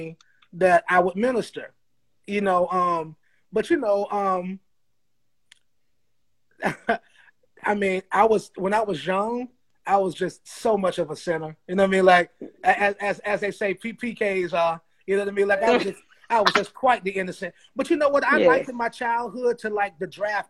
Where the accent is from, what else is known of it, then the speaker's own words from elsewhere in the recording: the South, United States; we're from the South